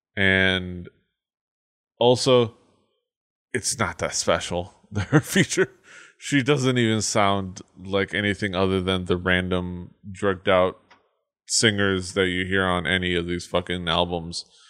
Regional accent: Miami, Florida, United States; I'm from Miami.

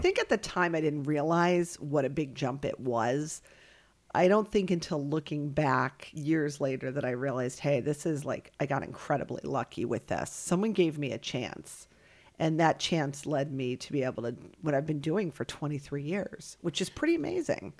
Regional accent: Alexandria, Virginia, United States; also born or lived in Fairport, New York; now in Worcester, United States; I actually grew up in Alexandria, Virginia

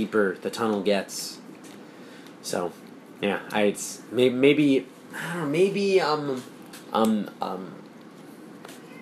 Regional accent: New Jersey, United States; growing up in Jersey

